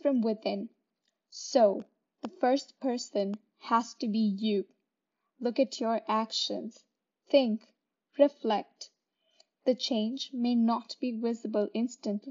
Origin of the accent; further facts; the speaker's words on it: India; now in Brampton, Canada; Growing up in India and now living in Brampton